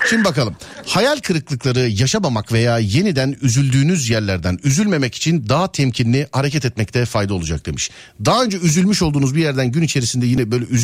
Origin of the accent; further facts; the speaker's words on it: Aydın, Turkey; Aydın'danım ben Aydın'dan.